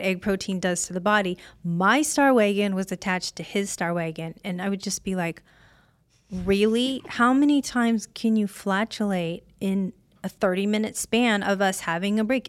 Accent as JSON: {"language": "English", "region": "Illinois", "country": "United States", "moved": "yes", "lives_now": "Las Vegas, United States", "said": "I'm from Illinois."}